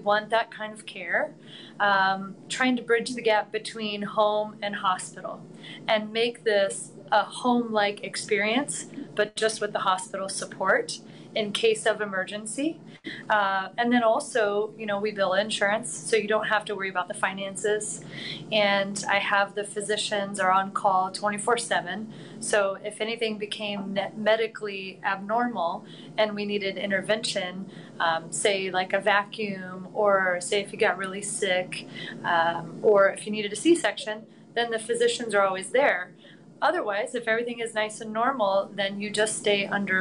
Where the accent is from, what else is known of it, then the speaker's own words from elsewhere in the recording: Plainfield, Indiana, United States; moved away as an adult; also born or lived in California; now in Carmel, United States; I'm a Hoosier. I'm from Plainfield, grew up in Plainfield